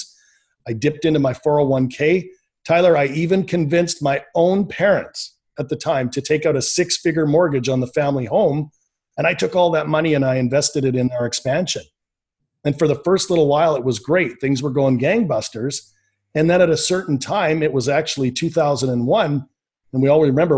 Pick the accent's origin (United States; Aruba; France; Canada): Canada; born and raised in Canada